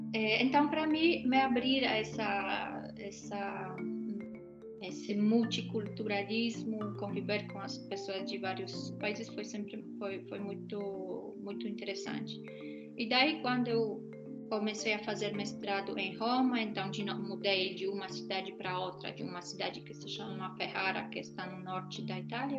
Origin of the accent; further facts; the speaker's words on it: Poland; moved away as an adult; eu saí da Polônia em 2003, quando a Polônia ainda não fazia parte da União Europeia